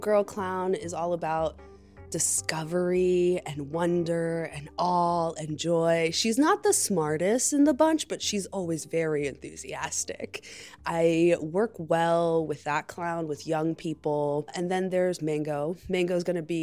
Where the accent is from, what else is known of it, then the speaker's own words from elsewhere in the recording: Lancaster, Pennsylvania, United States; moved away as an adult; also born or lived in Dominican Republic / New York; now in Chicago, United States; I'm from Dominican Republic by way of Lancaster, Pennsylvania. So I moved here with my parents when I was 4